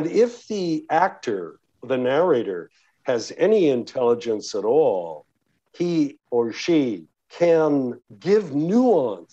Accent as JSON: {"language": "English", "country": "Canada", "tie": "born or raised there", "also_born_or_lived": "Toronto, Canada / New York City, United States", "accent": "Canadian", "first_language": "English", "moved": "as an adult", "lives_now": "United States"}